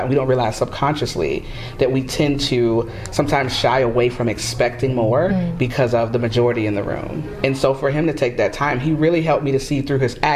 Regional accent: Florida, United States; I'm from Florida

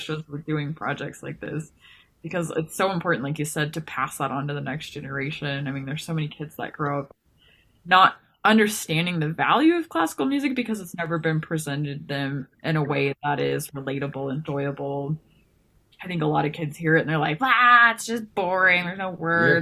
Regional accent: Houston, Texas, United States; now in Montana, United States; I was born in Houston

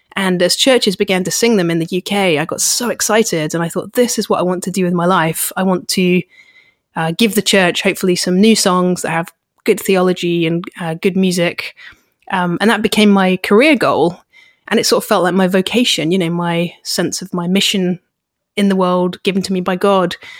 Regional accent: United Kingdom

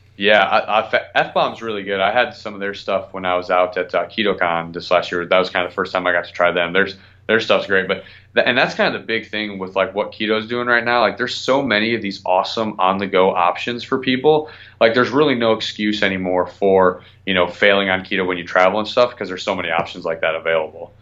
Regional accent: Midwest, United States; now in Florida, United States; I'm originally from the Midwest

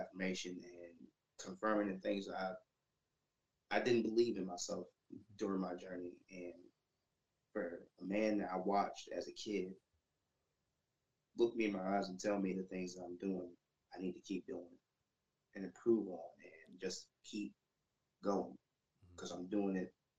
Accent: North Carolina, United States; North Carolina in my hometown

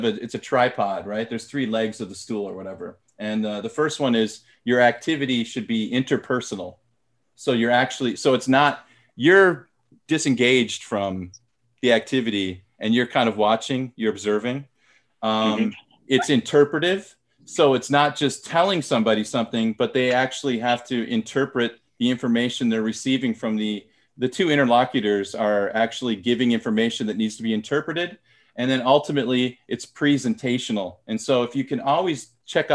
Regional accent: United States; first language English; moved away as an adult; now in South Korea; I was born and raised in America and my native language is English

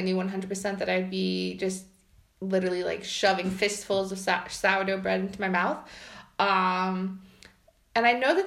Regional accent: United States; moved away as an adult; now in Poland; if you can't guess by my accent, I'm from the U.S.

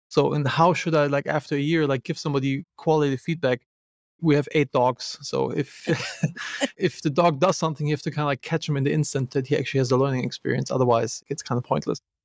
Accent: Germany; I'm from Germany.

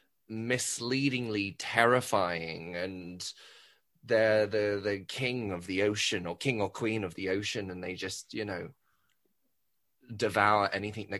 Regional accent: Dubai, United Arab Emirates; also born or lived in Australia / Liverpool; even though I was born in Australia, grew up in Dubai, Liverpool is like home for me

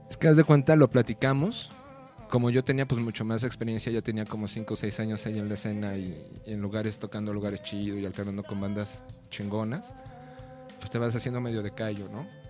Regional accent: Mexico City, Mexico; now in Guadalajara, Mexico; yo nací aquí en el DF

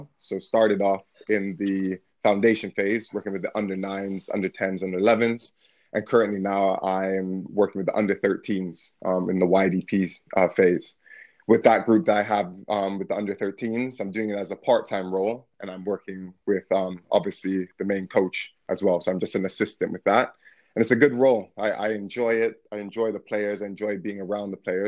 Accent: Canada; moved away as an adult; also born or lived in United States / Belgium / Hungary; now in United Kingdom; my accent's a bit different. So come from sort of Canada

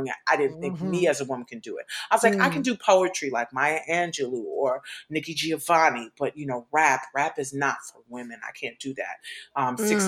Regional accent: New York City, New York, United States; I grew up in New York City.

